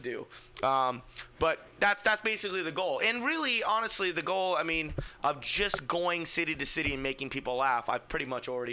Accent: Fremont, California, United States; I'm from Fremont, so there's like 40 of my friends

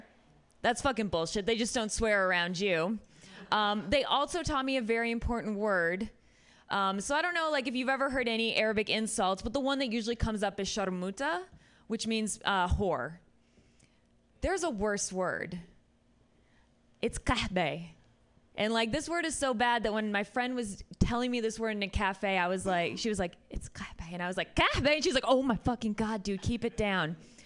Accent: United States; also born or lived in Syria; I'm an American. No one gives a shit about my hymen.

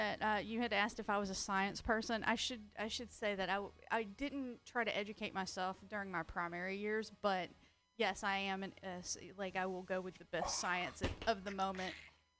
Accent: Rome, Georgia, United States; I'm from Rome, Georgia.

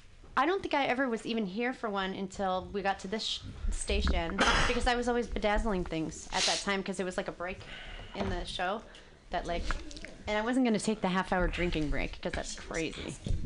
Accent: Montana, United States; My dad says root because I'm from Montana.

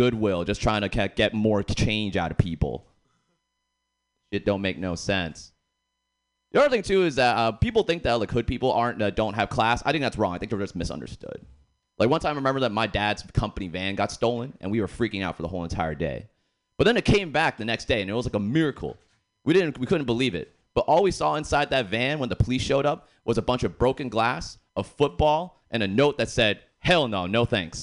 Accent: Boston, Massachusetts, United States; I actually grew up in the hood in Boston

